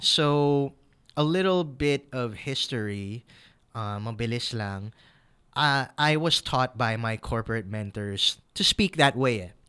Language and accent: English; United States; now in Philippines; I'm Filipino-American